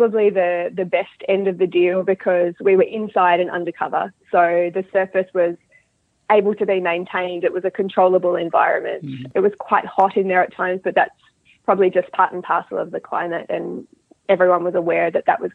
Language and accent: English; Australia; moved away as an adult; now in Dunedin, New Zealand; I'm originally from Australia. So I'm an Australian living in New Zealand. And I grew up breeding and riding horses in Australia.